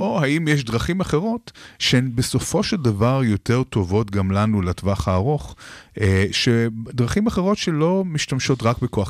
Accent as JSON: {"language": "Hebrew", "country": "Israel"}